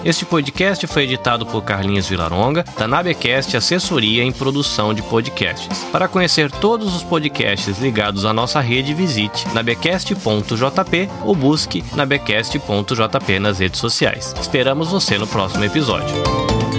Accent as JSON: {"language": "Portuguese", "country": "Brazil", "also_born_or_lived": "Africa", "moved": "as an adult", "said": "Nós saímos do Brasil em 2010 com duas crianças bem pequenas"}